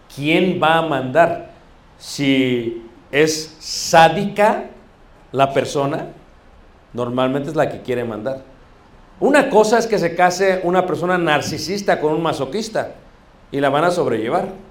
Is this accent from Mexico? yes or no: yes; Mexico; Como buenos mexicanos